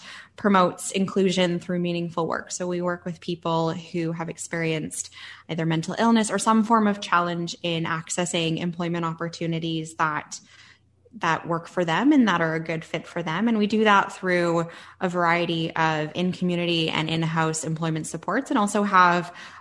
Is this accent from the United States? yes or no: no; Southwestern Ontario, Canada; moved away as an adult; also born or lived in Yukon; I'm from Southwestern Ontario.